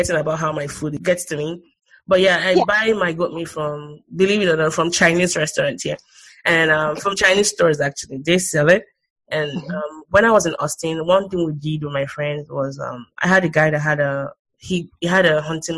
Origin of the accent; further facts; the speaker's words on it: Lagos, Nigeria; now in United States; I'm from Lagos